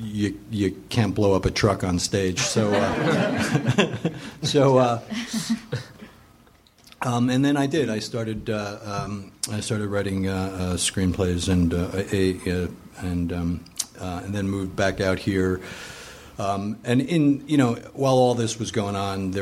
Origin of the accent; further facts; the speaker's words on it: New Jersey, United States; moved away as an adult; also born or lived in New York / Northern Illinois / Los Angeles; I grew up in New Jersey, and went to Rutgers for undergraduate